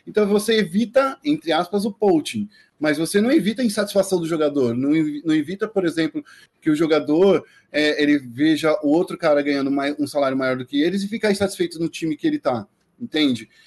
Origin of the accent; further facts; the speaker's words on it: Brazil; como brasileiros